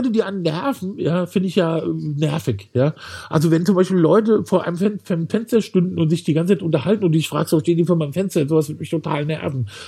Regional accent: Wiesbaden, Hesse, Germany; Und da habe ich gedacht, als Kind bin ich ja hier sozusagen im Wald äh, aufgewachsen.

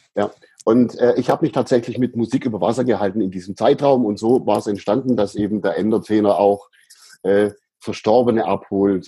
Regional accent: Ehningen/Aidlingen near Sindelfingen, Baden-Württemberg, Germany; in einen Ort gezogen, der sich Eidlingen nennt. Das ist in der, in der mhm. Gegend auch. Und dort habe ich meine Kindheit verbracht

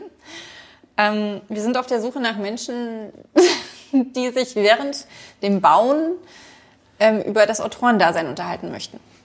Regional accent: Berlin, Germany; ich komme halt aus Ostberlin und da sagt man Viertel elf.

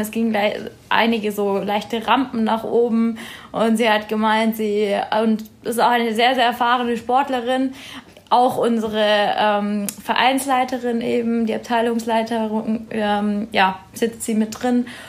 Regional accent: Erlangen, Bavaria, Germany; ich komme ja ursprünglich aus Erlangen, Peter ja auch, aber wir, also ich habe ganz, ganz früh im Kinderturnen beim TV angefangen

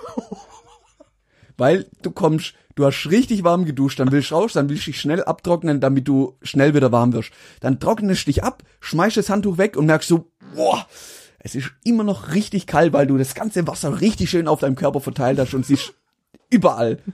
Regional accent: Mühlacker, Baden-Württemberg, Germany; also born or lived in Pforzheim; wo ich herkomme aus Mühlager

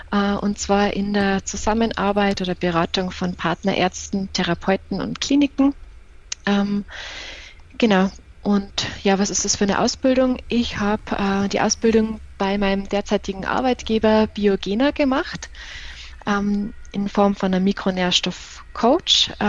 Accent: Tyrol, Austria; Ich komme ursprünglich aus äh, dem schönen Tirol. Ich bin da in der Nähe von Innsbruck aufgewachsen

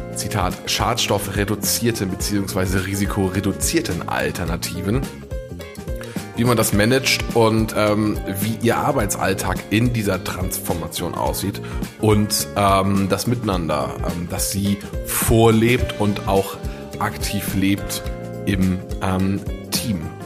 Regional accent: Ammersee, Bavaria, Germany; moved away; am Ammersee treffen, meiner alten Heimat

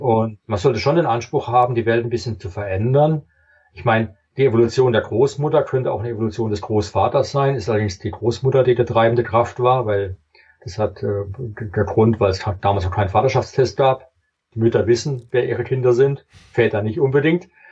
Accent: Germany

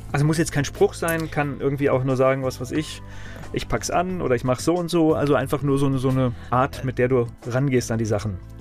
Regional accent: Kamen, North Rhine-Westphalia, Germany; ich bin ja in Nordrhein-Westfalen geboren, in Carmen

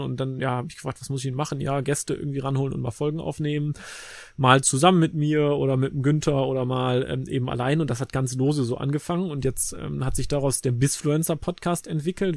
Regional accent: Cologne, North Rhine-Westphalia, Germany; also born or lived in Leverkusen; Also ich bin gebürtiger Kölner

